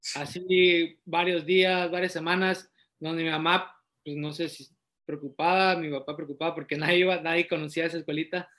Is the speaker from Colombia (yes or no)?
no; Matehuala, San Luis Potosí, Mexico; also born or lived in Querétaro; now in Tijuana, Mexico; nací en Matehuala, San Luis Potosí, soy originario de, de la ciudad, de Las Camelias